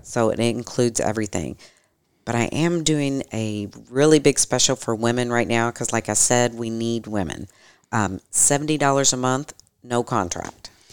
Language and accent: English; Louisville, Kentucky, United States; We both grew up here in Louisville